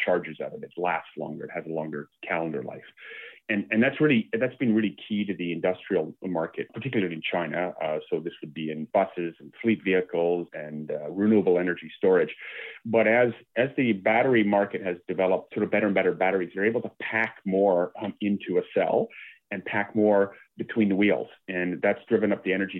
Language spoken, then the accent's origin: English; Canada; as a Canadian